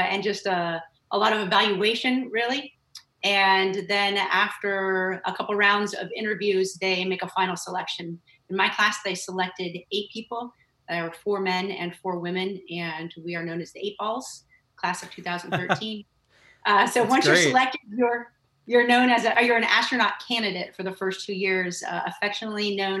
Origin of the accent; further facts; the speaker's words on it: Northern California, United States; moved away as an adult; I grew up in Northern California with my family